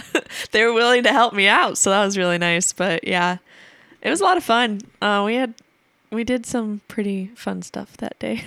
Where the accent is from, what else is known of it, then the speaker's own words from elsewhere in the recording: Atlantic, Iowa, United States; moved away; my hometown is because, uh, Atlantic Iowa is the Coca-Cola capital of Iowa.